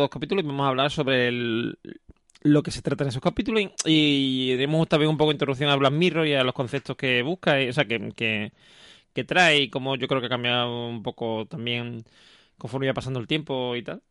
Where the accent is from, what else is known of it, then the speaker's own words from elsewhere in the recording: Seville, Andalusia, Spain; yo cuando era chico, por ejemplo, la gente aquí en Sevilla me decía que si yo era de fuera, no sé qué, porque tenía poco acento